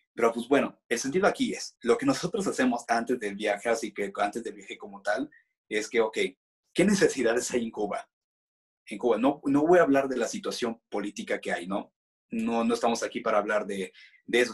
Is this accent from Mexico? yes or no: yes; Mexico; somos los extranjeros, ¿no? Somos los, los mexicanos